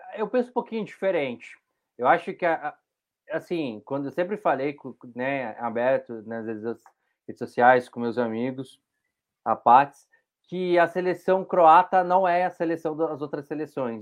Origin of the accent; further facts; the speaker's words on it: Brazil; A gente é brasileiro